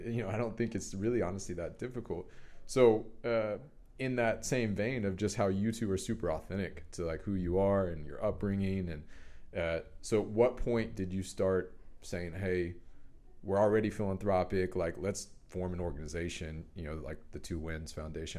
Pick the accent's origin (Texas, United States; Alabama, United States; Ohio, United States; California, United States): Texas, United States; Dallas; I grew up in Dallas, Highland Park with a wealthy family